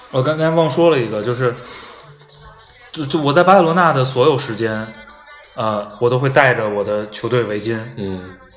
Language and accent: Chinese; China